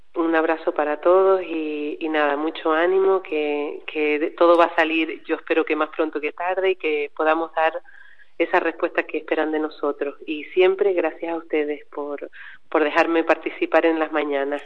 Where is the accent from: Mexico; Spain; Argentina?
Spain; Aridane Valley, La Palma, Canary Islands; yo soy del Valle